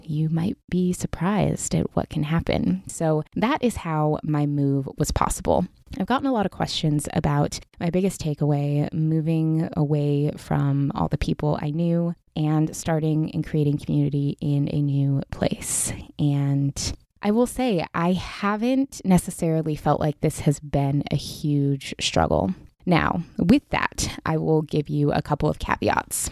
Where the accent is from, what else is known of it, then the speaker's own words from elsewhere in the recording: Pacific Northwest, United States; moved away as an adult; now in Southern California, United States; I grew up in the Pacific Northwest, was born and raised there.